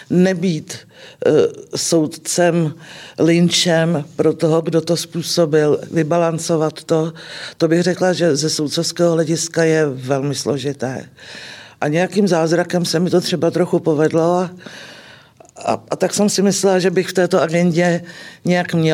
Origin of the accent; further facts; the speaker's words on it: Klatovy, Plzeň Region, Czechia; A po fakultě jsem se vrátila do mého rodného města do Klatov.